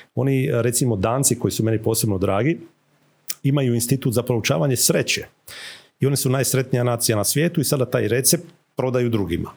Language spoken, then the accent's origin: Croatian; Croatia